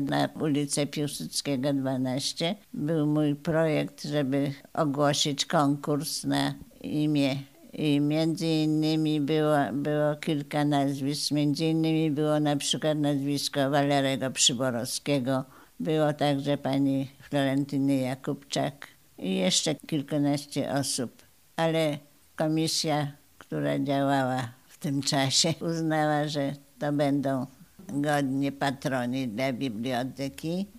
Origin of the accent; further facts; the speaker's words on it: Opoczno, Łódź Voivodeship, Poland; moved away as an adult; now in Radom, Poland; Przyjechałam do Radomia z Opoczna, bo jestem tam, tam rodzina moja była i tam chodziłam do szkoły.